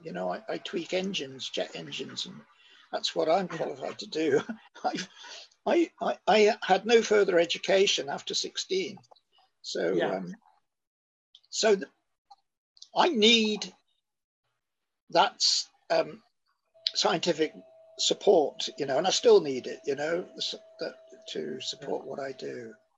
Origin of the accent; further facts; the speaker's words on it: Northumberland, North East England, United Kingdom; I grew up in Northumberland